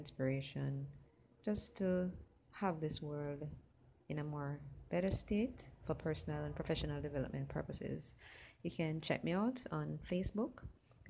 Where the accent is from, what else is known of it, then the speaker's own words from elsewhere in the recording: Jamaica; My area code is 876, as I'm from Jamaica.